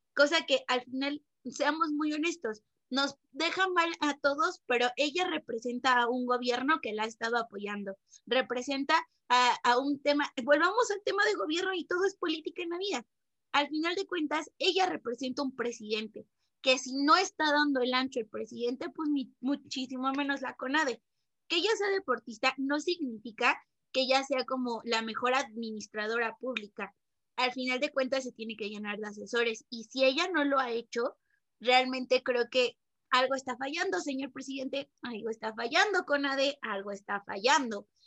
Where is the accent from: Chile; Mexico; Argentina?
Mexico; nos está pasando como mexicanos